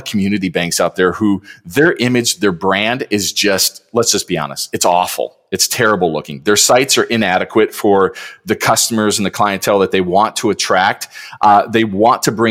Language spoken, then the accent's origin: English; Detroit, Michigan, United States; I just grew up in Detroit. You know, I grew up in Michigan